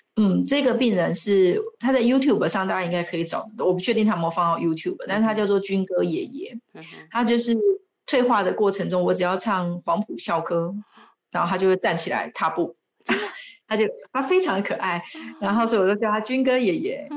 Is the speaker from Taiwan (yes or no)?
yes; Taiwan; 我们台湾人很喜欢把吃吃饱当成幸福